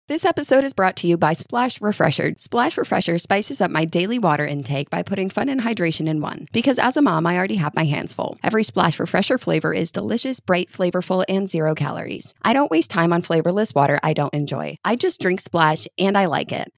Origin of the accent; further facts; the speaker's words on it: New York, United States; moved away as an adult; now in Kentucky, United States; I grew up in New York. So my school ran from Labor Day to mid June